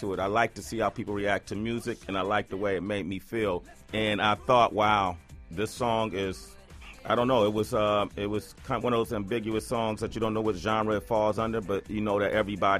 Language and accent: English; West Coast, United States; I'm from the West Coast. I was a young man